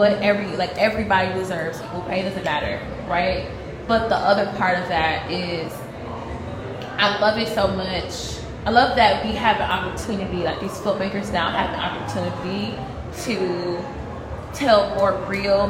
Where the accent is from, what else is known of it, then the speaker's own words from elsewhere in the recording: Milwaukee, Wisconsin, United States; I'm from Milwaukee